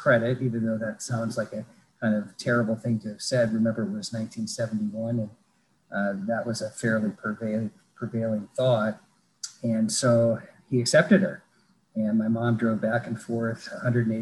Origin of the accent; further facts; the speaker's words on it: Fargo, North Dakota, United States; also born or lived in Winnipeg, Manitoba, Canada; I grew up in Fargo, North Dakota